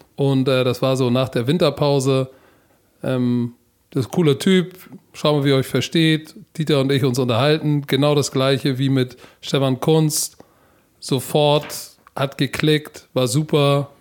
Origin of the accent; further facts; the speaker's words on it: Germany; als Deutscher im American Football